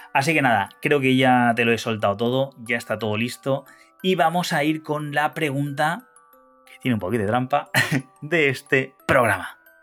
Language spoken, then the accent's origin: Spanish; Honduras; Soy de Honduras